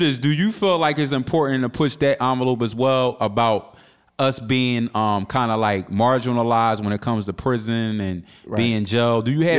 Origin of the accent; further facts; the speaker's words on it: Philadelphia, Pennsylvania, United States; Now, I'm from 20th and McKellen, but when I was a teenager, I moved to 60th and Delancey.